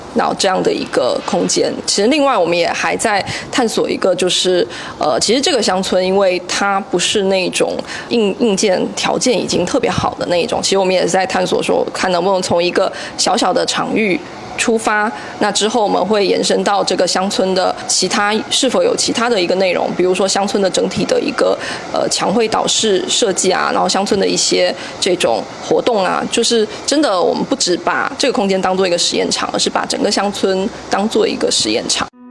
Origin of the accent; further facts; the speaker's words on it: Xiamen, Fujian, China; 我家乡是在厦门嘛